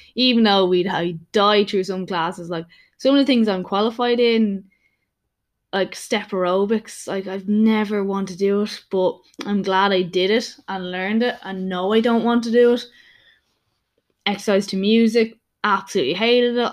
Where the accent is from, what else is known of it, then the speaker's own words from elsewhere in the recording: Dublin, Leinster, Ireland; I am from Dublin, Ireland